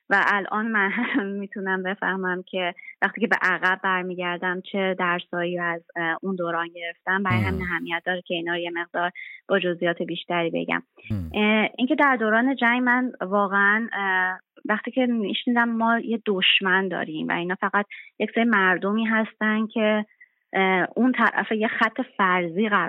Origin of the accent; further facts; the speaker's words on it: Hamedan, Hamadan Province, Iran; من در شهر همدان متولد شدم و دوران کودکی و نوجوانیمو اونجا گذروندم